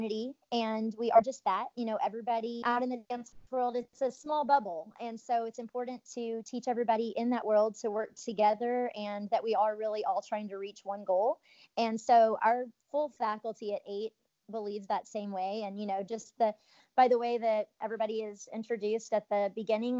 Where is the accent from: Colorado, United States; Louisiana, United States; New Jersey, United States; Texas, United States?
Texas, United States; Midland; also born or lived in Los Angeles; I was born in West Texas. So Midland, Texas is a little town out there in West Texas, to my parents